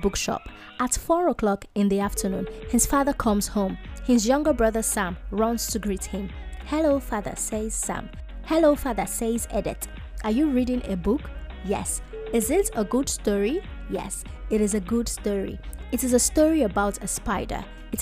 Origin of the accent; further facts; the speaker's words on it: Nigeria; a Nigerian child who went to a public school